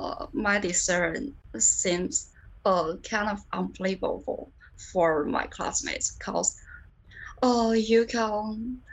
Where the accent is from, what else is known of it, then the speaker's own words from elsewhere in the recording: China; English is a second language; I'm a freshman from China. Oh, and I'm majoring actuarial science. So I have lived in China for about 18 years.